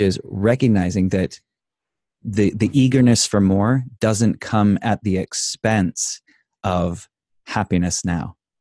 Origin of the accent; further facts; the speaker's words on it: Idaho, United States; I grew up in Idaho.